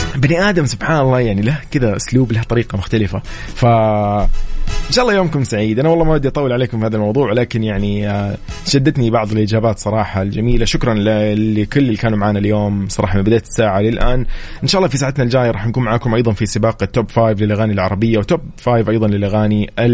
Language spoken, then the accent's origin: Arabic; Saudi Arabia; نحن العرب كسعوديين كمسلمين